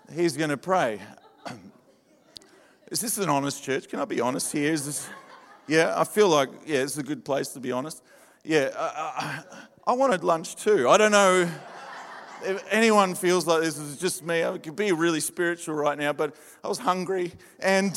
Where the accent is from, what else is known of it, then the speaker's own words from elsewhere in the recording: Adelaide, South Australia, Australia; moved away; also born or lived in Victoria; I'm from Adelaide, born in, in, in Adelaide, born and bred in the desert and uh, I saw the light over in Victoria and moved